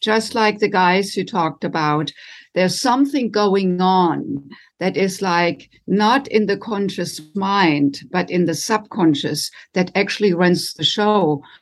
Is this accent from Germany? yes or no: yes; Germany; moved away as an adult; now in United States; I was raised in Germany and came to the United States in my late twenties to do postgraduate work in music